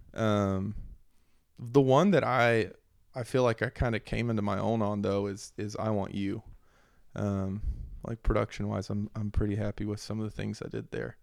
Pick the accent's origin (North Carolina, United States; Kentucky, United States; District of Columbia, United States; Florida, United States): North Carolina, United States; Glen Alpine; moved away; also born or lived in Houston, Texas; growing up in Western North Carolina